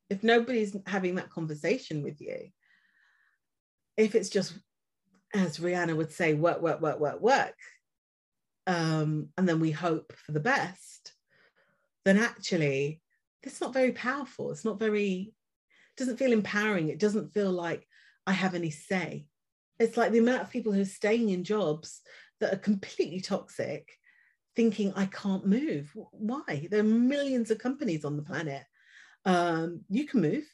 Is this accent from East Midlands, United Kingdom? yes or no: yes; Leicester, East Midlands, United Kingdom; moved away as an adult; now in London, United Kingdom; I'm originally from Leicester